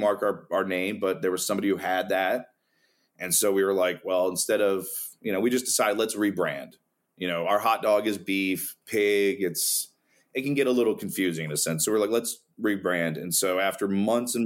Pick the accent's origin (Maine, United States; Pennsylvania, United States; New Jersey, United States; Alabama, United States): New Jersey, United States; I'm from Jersey